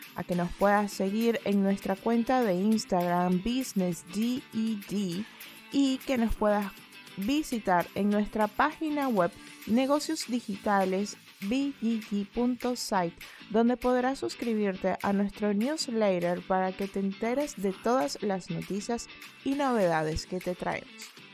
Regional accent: Venezuela; moved away as an adult; also born or lived in Colombia; now in Argentina; como migrante venezolana

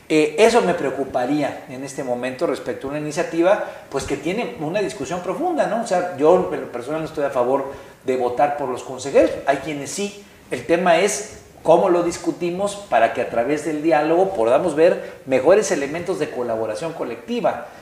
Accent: Guerrero, Mexico; yo soy de Guerrero

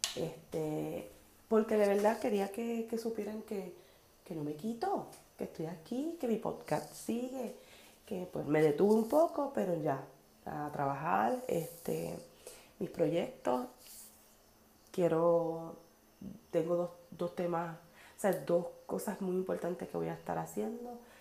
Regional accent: Naranjito, Puerto Rico; Naranjito, mi pueblo

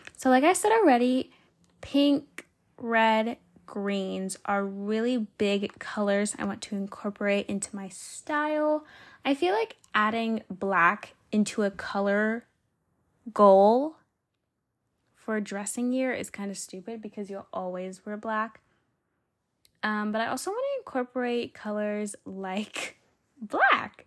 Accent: Georgia, United States; I was from Georgia

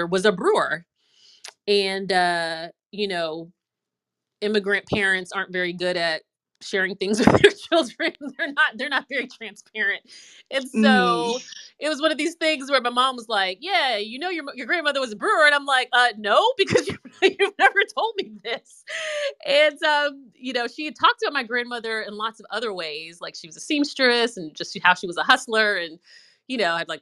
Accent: Prince George's County, Maryland, United States; moved away as an adult; also born or lived in Boston / North Carolina; now in Raleigh, United States; I grew up in Maryland outside of DC in Prince George's County, PG County.

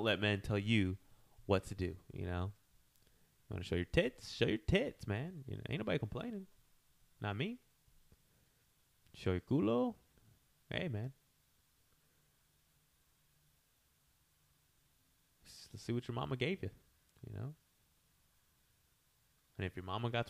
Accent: United States; as a American

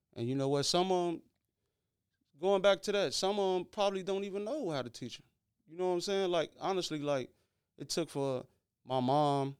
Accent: Chicago, Illinois, United States; I'm from Chicago Avenue, out the west side

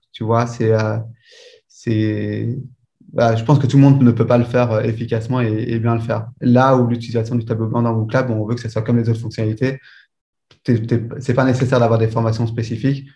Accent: Belgium; j'étudie en, en Belgique, je suis belge.

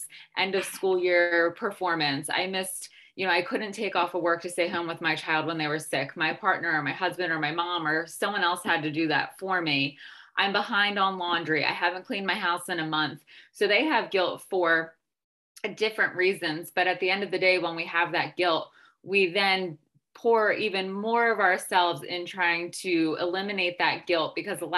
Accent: United States; I'm American

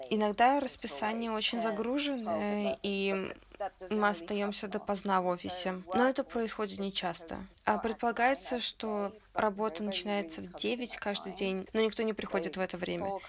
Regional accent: Taiwan; поскольку я из Тайваня, и я не знала достаточно о китайской культуре

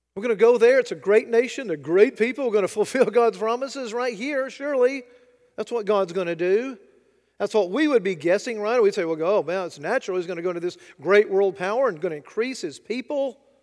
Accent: United States; I'm an American

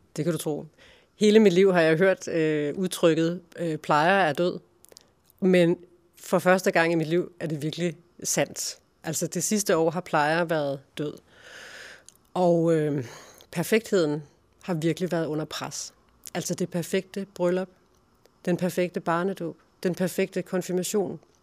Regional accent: Funder, Central Denmark Region, Denmark; moved away as an adult; also born or lived in Silkeborg / Berlin / Karlebo; Jeg er født i Funder, uden for Silkeborg, øh, i 1978. Og øh, gik i skole, i Funder skole

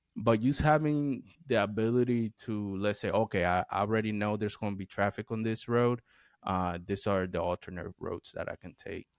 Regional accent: United States; moved away; growing up in the Eastern Shore, we have a lot of trees

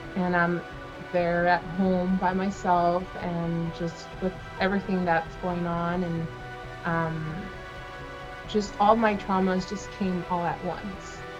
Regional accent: Central Coast, California, United States; I'm from the Central Coast

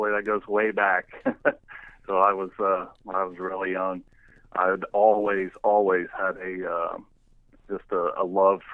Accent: Southern Ohio, United States; now in Indiana, United States; I live in Indiana now. I was actually born and raised in Southern Ohio

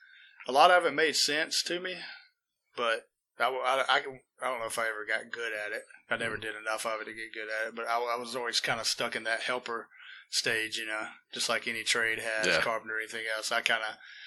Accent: United States; I'm born and raised in Walker County, near the Coleman County line, on the river pretty much. And, that's kind of me and where I'm from right there.

